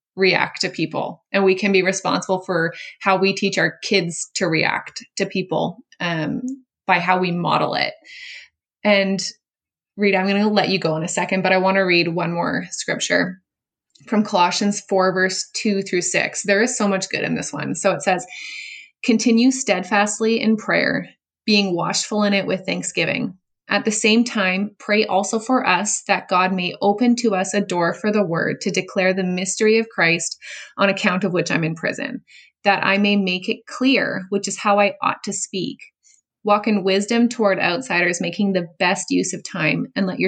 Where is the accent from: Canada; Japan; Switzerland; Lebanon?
Canada; I'm Canadian